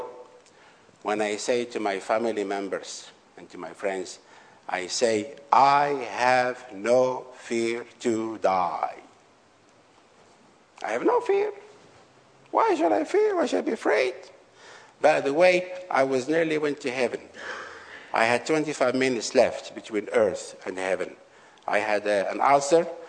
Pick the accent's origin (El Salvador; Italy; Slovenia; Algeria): Algeria; I went to renew his paper in Algeria. And because some of the policemen, they know me well in my hometown